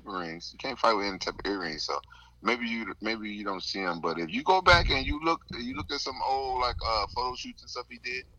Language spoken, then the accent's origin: English; the South, United States; I'm from the South. I've had manners.